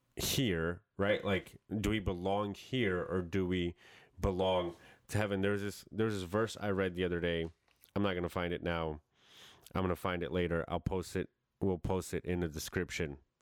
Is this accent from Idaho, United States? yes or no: no; New York, United States; moved away; that's how I grew up in New York